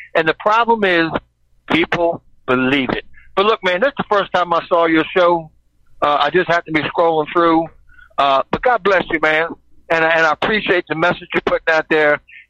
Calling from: Baltimore, Maryland, United States; Hey, man. … from Baltimore.

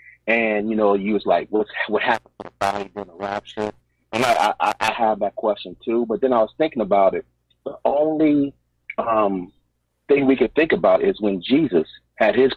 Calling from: Baltimore, Maryland, United States; I'm calling from Baltimore

